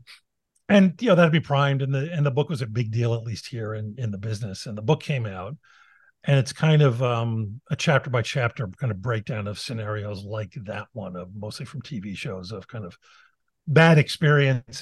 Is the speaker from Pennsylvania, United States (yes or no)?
yes; Philadelphia, Pennsylvania, United States; I come from West Philadelphia, which was Bill Cosby's neighborhood